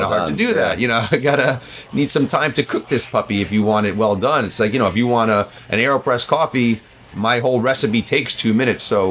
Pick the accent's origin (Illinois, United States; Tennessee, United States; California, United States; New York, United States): New York, United States; New York City; I'm a New Yorker too